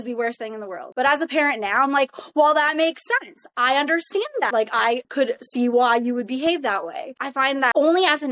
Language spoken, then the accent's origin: English; Canada; also born or lived in Toronto; I was born in Toronto, and then I was raised in the Tri-Cities for majority of my life.